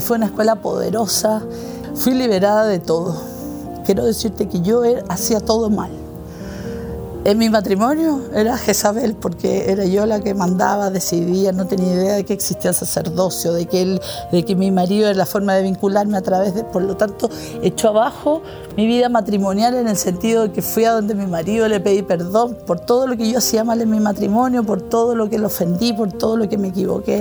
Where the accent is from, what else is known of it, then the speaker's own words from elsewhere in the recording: Viña del Mar, Valparaíso, Chile; soy de Viña del Mar, Chile